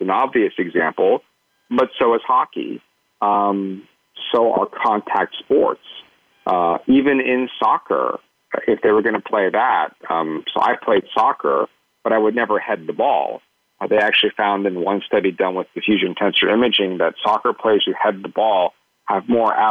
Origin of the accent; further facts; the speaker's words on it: Pittsburgh, Pennsylvania, United States; I grew up in Pittsburgh, Pennsylvania, which is, of course, prime, football country